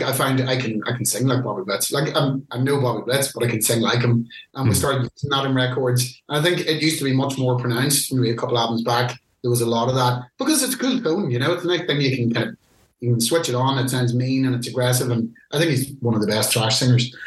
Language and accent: English; Ireland; being Irish